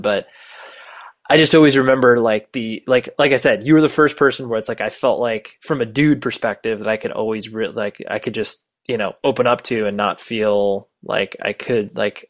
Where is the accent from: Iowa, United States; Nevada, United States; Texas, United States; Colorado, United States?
Nevada, United States; Las Vegas; born there; The one question I always get every time I tell anybody I was born in Vegas